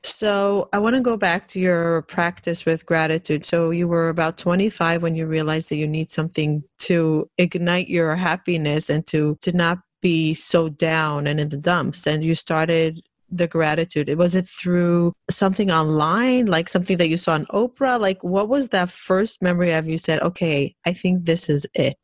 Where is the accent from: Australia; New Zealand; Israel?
Israel; I grew up in Israel